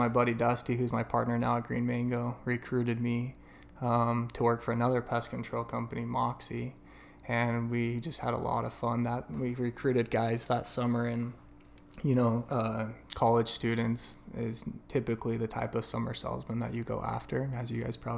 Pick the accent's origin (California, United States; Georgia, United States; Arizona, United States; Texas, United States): Arizona, United States; Gilbert; also born or lived in Price, Utah; I consider myself an Arizona native, even though I was born in Price, Utah.